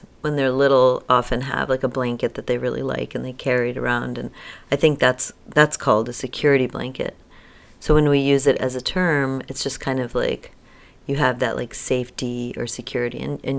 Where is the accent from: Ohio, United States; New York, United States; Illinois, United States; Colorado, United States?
New York, United States; just like growing up in New York, and that's all I know.